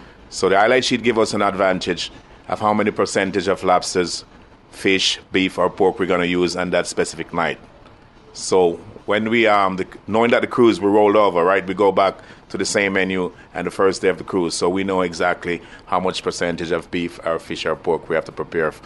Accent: Saint Mary Parish, Jamaica; also born or lived in Kingston, Jamaica; I was born in St. Mary in Jamaica. I grew up there for about 12 years, and I moved on to Kingston, which is the capital.

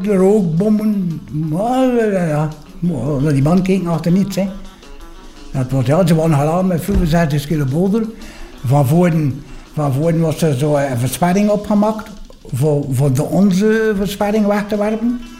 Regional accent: Poperinge, Flanders, Belgium; Ik ben geboren in Poperingen

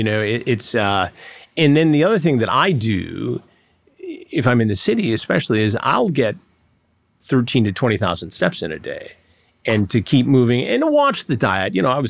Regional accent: Detroit, Michigan, United States; And you know, I grew up in the Detroit area, so we all knew how to fight.

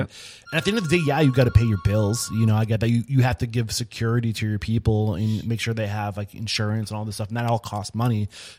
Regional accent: New Hampshire, United States; I grew up in New Hampshire.

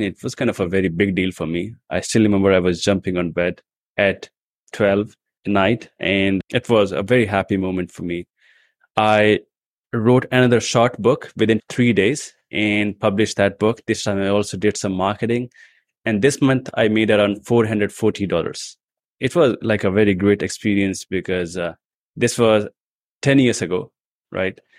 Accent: India; also born or lived in New Delhi; I come from India

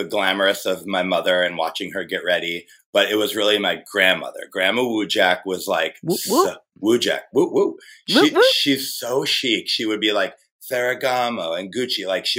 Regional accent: Michigan, United States; moved away as an adult; also born or lived in San Francisco; I grew up in Michigan. It's very like blue collar, you know, work Monday through Friday, you have a job and this and that.

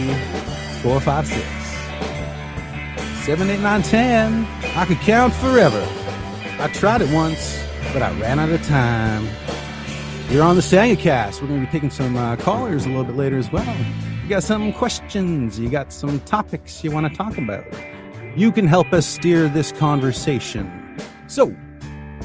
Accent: Canada; I am Canadian, and we've just celebrated our national holiday yesterday, Canada Day

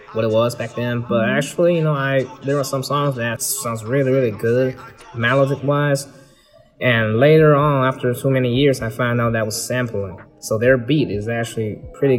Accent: Beijing, China; moved away as an adult; also born or lived in Syracuse, United States; Originally, I'm from Beijing

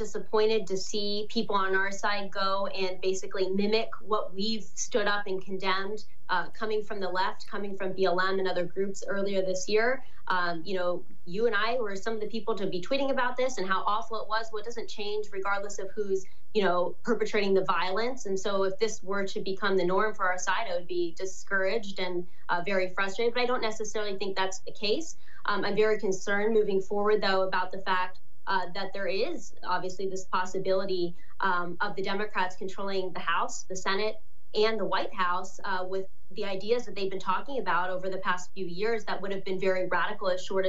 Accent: Ohio, United States; They're out of touch with people here in my home state of Ohio.

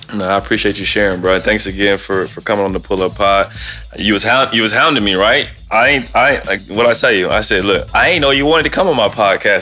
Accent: Ohio, United States; now in Portland, United States; I'm from Ohio

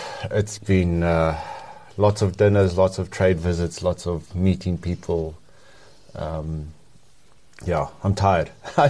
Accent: Johannesburg, Gauteng, South Africa; also born or lived in Worcester, South Africa / Bonnievale, South Africa; So I ended up in Johannesburg, schooled here, grew up here.

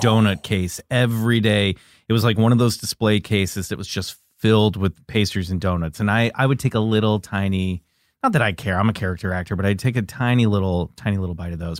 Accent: Olathe, Kansas, United States; I grew up in Kansas City. I I, Kansas.

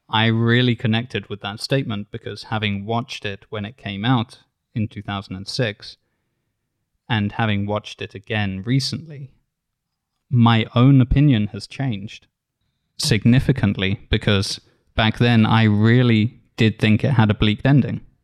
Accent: United Kingdom; as a British reader

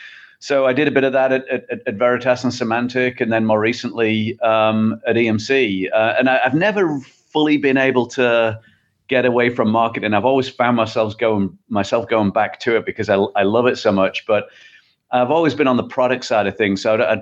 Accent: England, United Kingdom; moved away as an adult; Yeah, well, as you can probably tell from the accent, I'm not from the Midwest. So I originally from England.

